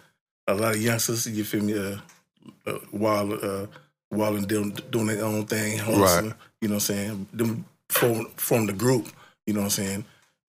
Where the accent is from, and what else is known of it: Vallejo, California, United States; born or raised there; also born or lived in East Oakland